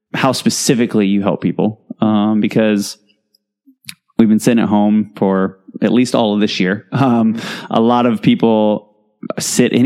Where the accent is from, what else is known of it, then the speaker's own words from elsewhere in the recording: Indiana, United States; moved away; we're both from Indiana